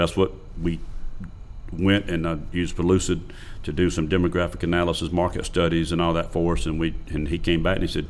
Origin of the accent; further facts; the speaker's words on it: Lake Murray, South Carolina, United States; I grew up on Lake Murray when it was a fish camp.